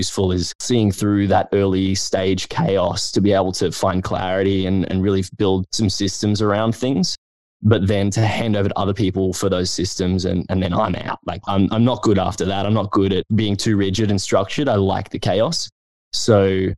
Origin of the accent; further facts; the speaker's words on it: Brisbane, Queensland, Australia; I'm from Brisbane and I'd never been to Melbourne